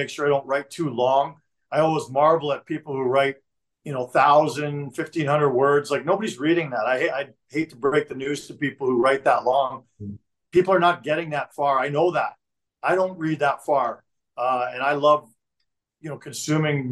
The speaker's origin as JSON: {"language": "English", "town": "Toronto", "region": "Ontario", "country": "Canada", "tie": "born or raised there", "moved": "as an adult", "lives_now": "Calgary, Canada", "said": "growing up in Toronto"}